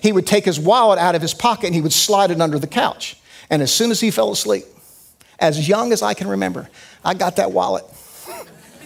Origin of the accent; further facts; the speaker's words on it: United States; as an American and as a Westerner